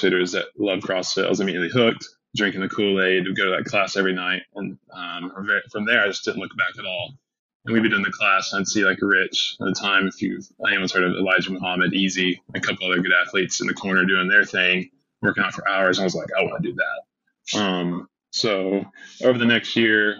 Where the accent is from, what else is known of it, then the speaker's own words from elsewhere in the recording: Chattanooga, Tennessee, United States; now in Cookeville, United States; I grew up in Chattanooga, Tennessee